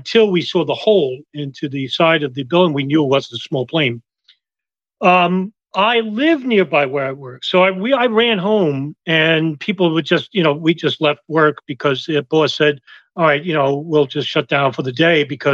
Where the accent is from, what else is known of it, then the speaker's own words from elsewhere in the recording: New York City, New York, United States; also born or lived in Lower Westchester; I was born in Brooklyn, but I live in Lower Westchester